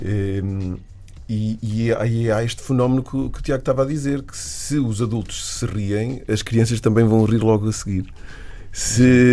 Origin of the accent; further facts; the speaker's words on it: Viseu, Portugal; moved away as an adult; also born or lived in Aveiro; Eu sou de Viseu e comecei a fazer teatro amador aos 15 anos